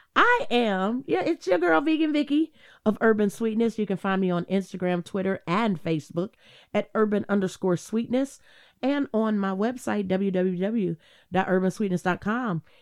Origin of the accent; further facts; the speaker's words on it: Cleveland, Ohio, United States; I'm from Cleveland